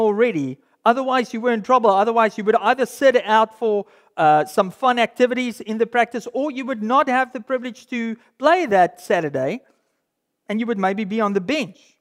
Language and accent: English; South Africa; being a South African, I grew up in uh, in a school and in a cultural context where rugby was everything